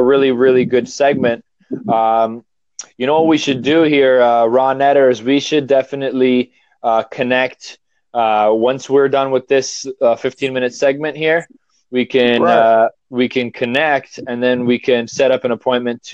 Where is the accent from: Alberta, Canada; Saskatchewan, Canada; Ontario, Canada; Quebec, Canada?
Ontario, Canada; Toronto; I am from Toronto originally, but I moved up north to the country